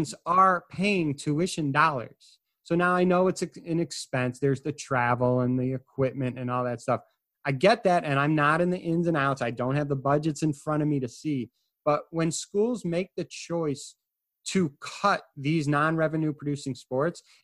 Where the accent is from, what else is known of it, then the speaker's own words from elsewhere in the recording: Illinois, United States; I'm from Illinois